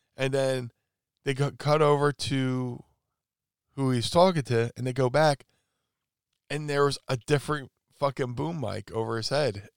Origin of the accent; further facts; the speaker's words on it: Atlantic City, New Jersey, United States; I was growing up in Atlantic City at the time